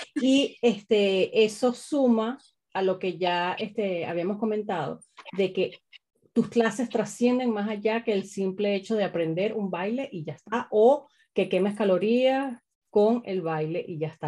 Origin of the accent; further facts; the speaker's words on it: Caracas, Capital District, Venezuela; Yo soy de Caracas también